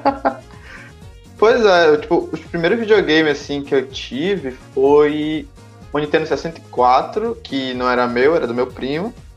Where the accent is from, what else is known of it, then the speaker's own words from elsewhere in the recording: Pará, Brazil; eu sou do, do Pará